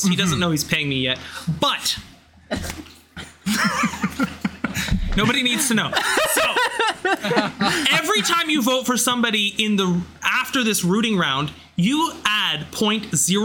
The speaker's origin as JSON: {"language": "English", "country": "Canada", "said": "I'm from Canada."}